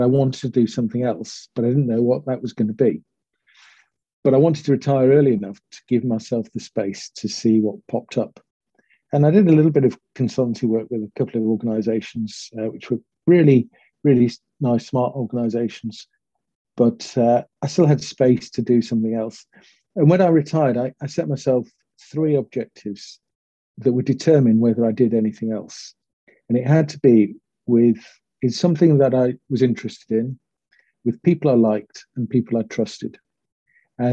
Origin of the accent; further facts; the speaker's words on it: Manchester, North West England, United Kingdom; I was born in Manchester, supported Manchester United as a child